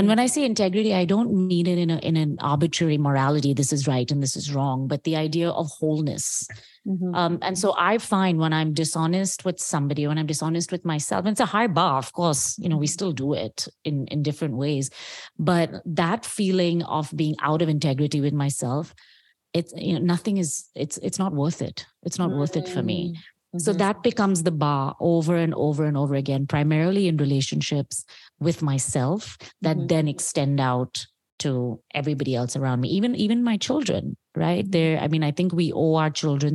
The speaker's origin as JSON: {"language": "English", "country": "India", "said": "as an Indian woman"}